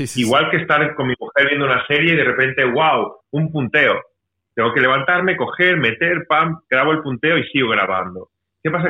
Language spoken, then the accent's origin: Spanish; Mallorca, Balearic Islands, Spain; una cuenta pendiente que tenía con mi tierra, porque esto es aquí en Mallorca